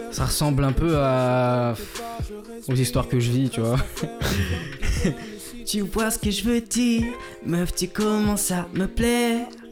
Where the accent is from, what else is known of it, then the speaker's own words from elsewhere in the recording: Madagascar; also born or lived in Val-d'Oise, France; je suis malgache.